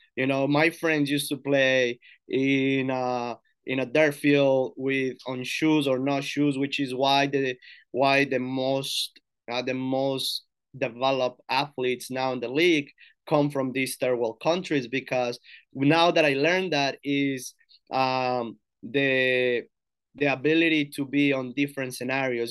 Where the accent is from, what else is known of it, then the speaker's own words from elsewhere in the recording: Girardota, Antioquia, Colombia; now in United States; I'm from Girardota, so it's like a town, like, thirty minutes from Medellin, Colombia